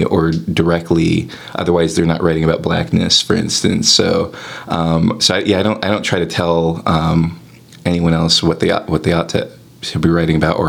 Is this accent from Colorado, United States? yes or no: no; Covington, Kentucky, United States; moved away as an adult; also born or lived in California; now in Chicago, United States; moving from California to the part of Kentucky that I'm from